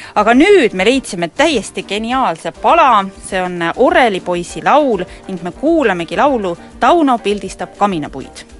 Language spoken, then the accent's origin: Estonian; Rakvere, Lääne-Viru County, Estonia; Rakveres, kust mina pärit olen